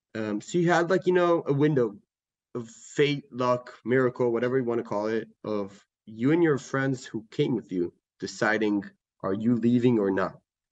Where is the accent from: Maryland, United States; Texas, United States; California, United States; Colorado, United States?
California, United States; San Francisco; also born or lived in Israel / Atlanta, United States; So I was born in San Francisco, and then I was on and off U.S. Israel. I was in Atlanta, Georgia for a couple of years. I'm American, half Israeli.